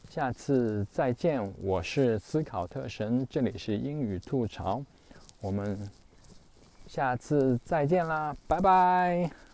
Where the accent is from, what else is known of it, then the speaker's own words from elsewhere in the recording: China; 那我们中国人不需要记这些乱七八糟的东西